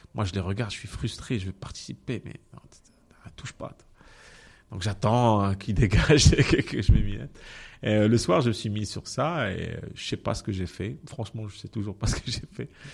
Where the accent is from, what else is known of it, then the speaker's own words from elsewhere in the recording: Benslimane, Casablanca-Settat, Morocco; also born or lived in Rabat; j'ai grandi à Ben Slimane